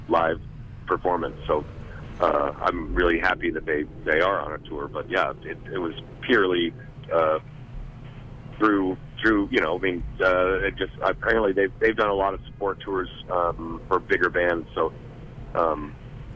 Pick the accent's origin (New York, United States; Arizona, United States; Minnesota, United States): Arizona, United States; Tucson; now in Portland, United States; I grew up in Tucson, so hot, you know, I used to be able to handle heat, but now I'm a Portlander